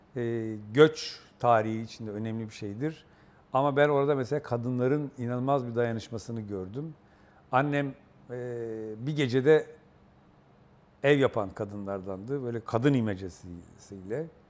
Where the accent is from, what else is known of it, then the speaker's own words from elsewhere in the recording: Istanbul, Turkey; also born or lived in Okçular, Vize, Kırklareli; İstanbul'un ilk işçi semtinde büyüdüm